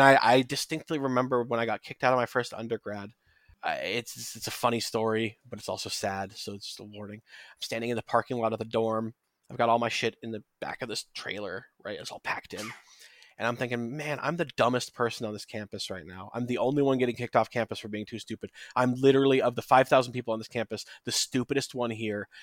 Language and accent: English; United States; speaking as an American